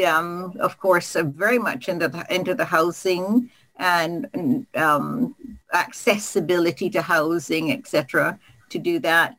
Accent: Barbados; also born or lived in Regina; now in Kelowna, Canada; I am originally from Barbados

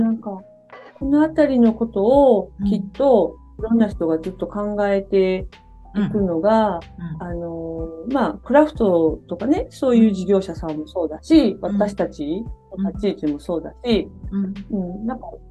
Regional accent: Kansai, Japan; also born or lived in Kyoto; now in Netherlands; あの私たち関西出身のあれが

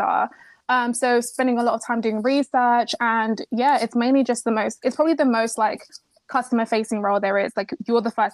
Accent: Kent, South East England, United Kingdom; also born or lived in Nigeria; I was actually born in Nigeria. Then I moved to the UK. I grew up in Kent

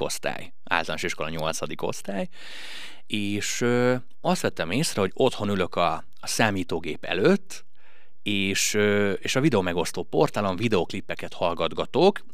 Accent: Hungary; nem balatoni gyerek vagyok, mert hogy én nem itt születtem. De hat éves korom óta itt élek már

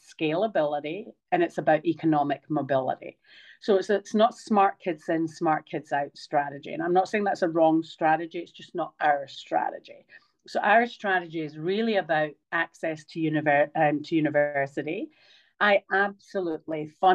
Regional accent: Scotland, United Kingdom; also born or lived in Queensland, Australia; now in Australia; I'm Scottish

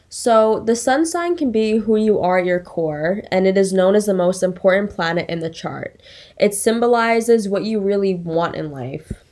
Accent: Long Island, New York, United States; I grew up on Long Island as well, which is actually where I met Shirai. We went to the same school.

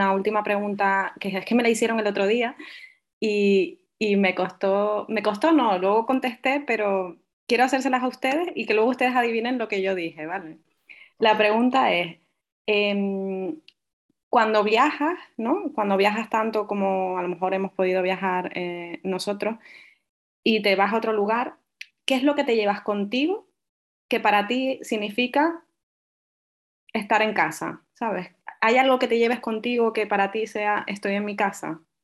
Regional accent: Tenerife, Canary Islands, Spain; also born or lived in Fuerteventura; yo soy majorera, aunque no tenga acento y aunque nací en Fuerteventura, pero vivo en Tenerife desde pequeña

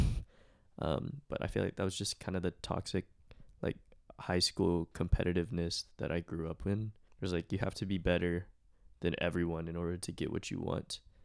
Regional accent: Plano, Texas, United States; I'm from Plano, Texas.

